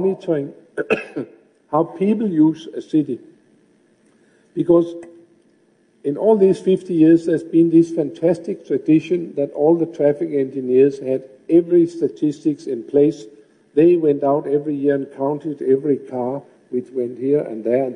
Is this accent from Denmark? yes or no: yes; Copenhagen, Capital Region of Denmark, Denmark; my hometown of Copenhagen